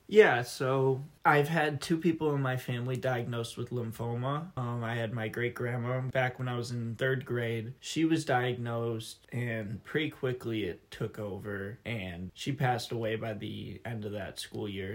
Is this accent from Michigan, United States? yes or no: yes; Wixom, Michigan, United States; I'm from Wixom, Michigan